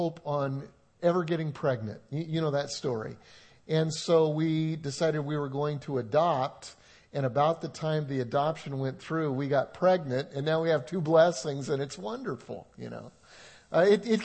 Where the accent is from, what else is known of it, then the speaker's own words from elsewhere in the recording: Colorado, United States; moved away; I grew up in Colorado